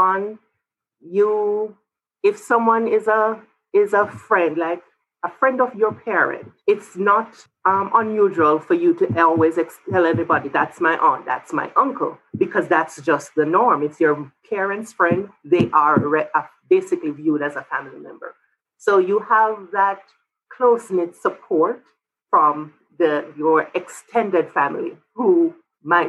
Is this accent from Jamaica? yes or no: yes; Jamaica; moved away as an adult; also born or lived in Florida; now in New Mexico, United States; I'm originally from Jamaica. I grew up there, went to college there, but I did grad school in Florida